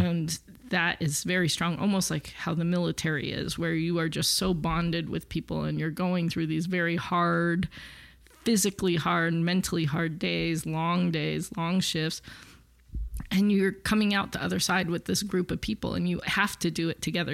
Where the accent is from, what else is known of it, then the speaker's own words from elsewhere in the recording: Los Angeles, California, United States; I grew up with born and raised in L A, so I kind of think of it as my hometown